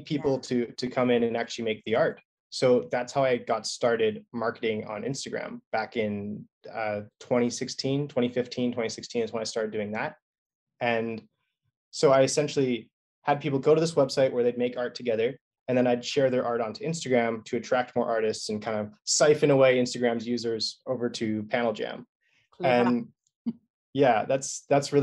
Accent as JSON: {"language": "English", "region": "British Columbia", "country": "Canada", "said": "I'm Canadian."}